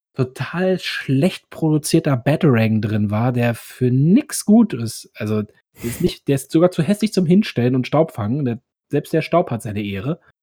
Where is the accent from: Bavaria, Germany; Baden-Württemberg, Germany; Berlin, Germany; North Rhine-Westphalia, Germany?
Berlin, Germany; Ich komme ja aus dem Osten, also Ostberlin. Und ähm, da bin ich auch im Kindergarten gewesen und alles.